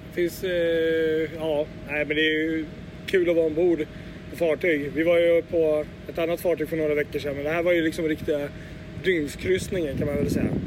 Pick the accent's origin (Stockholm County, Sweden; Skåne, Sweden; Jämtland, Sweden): Stockholm County, Sweden; Åkersberga; en liten bit utanför Åkersberga. Det är mina hemtrakter